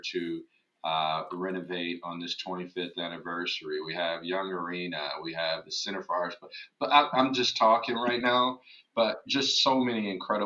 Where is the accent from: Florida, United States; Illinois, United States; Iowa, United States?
Iowa, United States; Waterloo; I grew up in Waterloo, Iowa